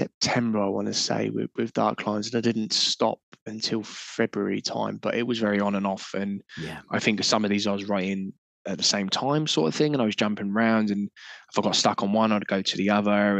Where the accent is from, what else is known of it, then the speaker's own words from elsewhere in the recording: Portsmouth, South East England, United Kingdom; I grew up in Portsmouth, we were seaside towns.